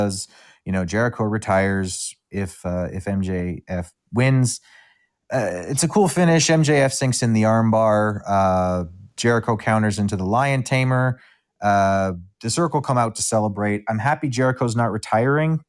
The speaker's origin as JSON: {"language": "English", "town": "Kenora", "region": "Ontario", "country": "Canada", "tie": "born or raised there", "moved": "yes", "lives_now": "Winnipeg, Canada", "said": "one of the guys from my hometown of Kenora, Ontario"}